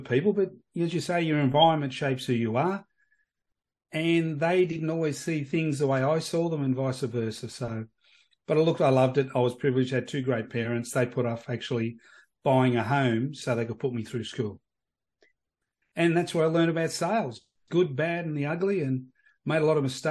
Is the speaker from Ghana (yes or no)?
no; Sydney, New South Wales, Australia; also born or lived in Bankstown; Born and bred in Sydney